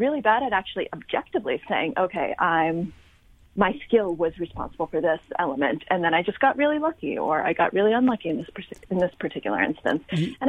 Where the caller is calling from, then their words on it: New York, United States; I'm coming in from New York, which you will probably be able to tell at some point during the conversation, because I'm assuming we'll hear some sirens at some point.